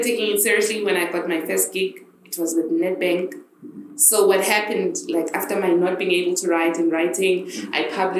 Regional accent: Johannesburg, Gauteng, South Africa; moved away as an adult; now in Northern Cape, South Africa; I grew up in Joburg, in Soweto

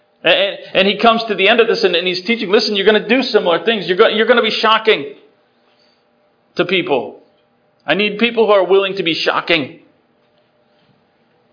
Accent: Worcester, Massachusetts, United States; I grew up in Worcester, Massachusetts

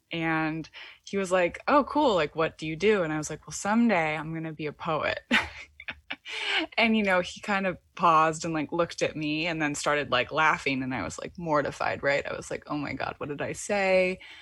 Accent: Michigan, United States; now in Brooklyn, United States; I'm from the Midwest in Michigan

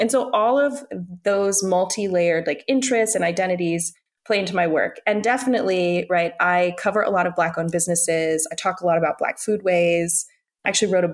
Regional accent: United States; I grew up in the United States. I am an American woman

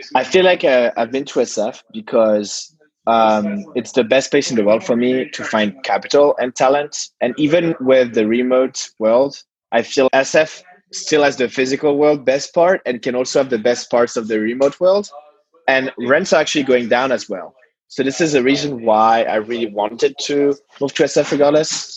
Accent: Paris, Île-de-France, France; I was born in Paris

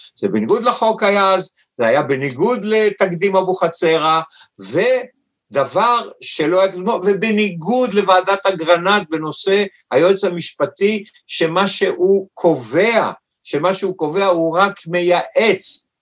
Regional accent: Tel Aviv, Tel Aviv District, Israel; אני חי בתל אביב כיפו כל ימיי, נולדתי ביפו

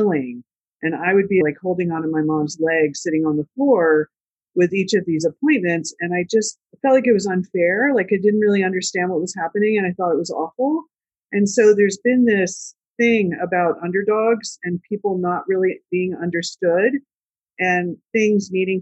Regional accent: Lancaster County, Pennsylvania, United States; we grew up in Lancaster County

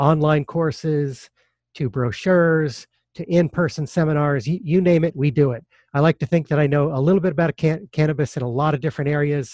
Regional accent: Denver, Colorado, United States; I grew up in Denver, Colorado.

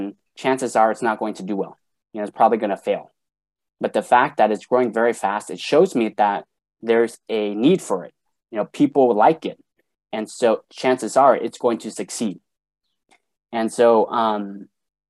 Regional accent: Sacramento, California, United States; I'm from Sacramento, California

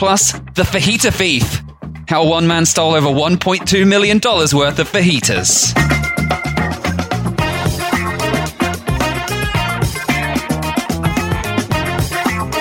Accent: England, United Kingdom; growing up in England

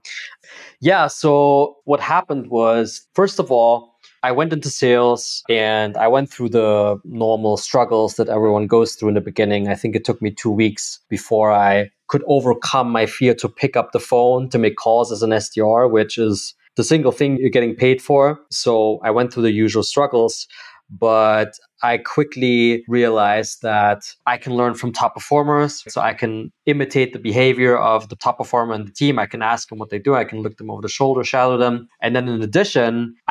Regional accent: Germany; moved away as an adult; also born or lived in United States / Netherlands / Ireland; now in Barcelona, Spain; I grew up in Germany until I was 22, 23 years old.

